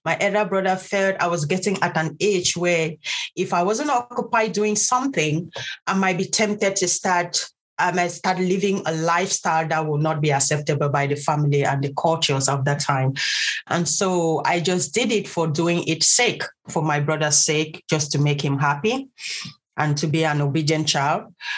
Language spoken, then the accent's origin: English; Bamenda, North-West Region, Cameroon; moved away as an adult; also born or lived in Ghana / Italy; now in Cork, Ireland; I'm originally from southern Cameroon. Today we call it Ambazonia. I was born in Bamenda, and in a little village called Nkwen. My dad is from Bafut and my mom is from Nkwen. But I literally grew up at my phone Nkwen in Bamenda.